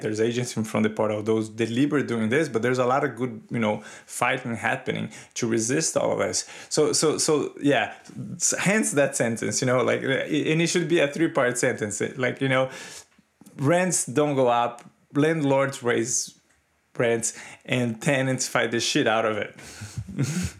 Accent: Brazil; moved away; I grew up in Brazil in the nineteen eighties.

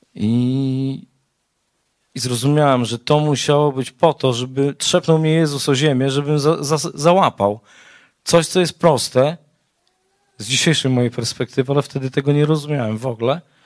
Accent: Białystok, Podlaskie Voivodeship, Poland; Też jestem z Białegostoku

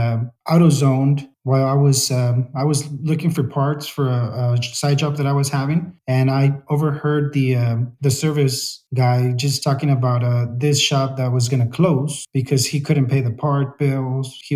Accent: Salinas, California, United States; I grew up in Salinas. I've been here since they brought us to the U.S.

